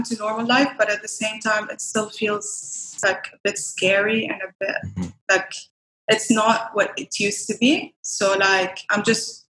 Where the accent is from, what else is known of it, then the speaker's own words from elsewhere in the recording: Dubai, United Arab Emirates; also born or lived in Iraq / Lisbon; So I was born and raised in Iraq and then I moved to Dubai when I was 9 years old, I think. Yeah, nine. Technically I'd say I'm Iraqi, but at the same time more like from Dubai, So I went to school here, I went to university here